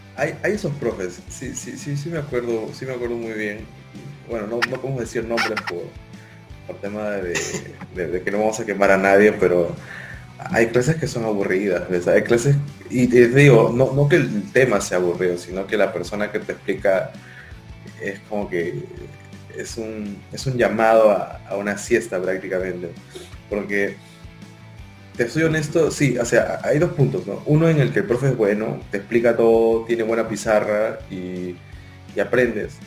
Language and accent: Spanish; Peru; moved away as an adult; now in Lima, Peru; yo no soy de Lima, soy de provincia y cuando vine acá a Lima